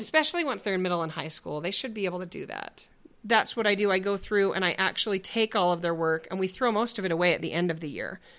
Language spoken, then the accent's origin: English; Spokane, Washington, United States; We grew up in Spokane, Washington.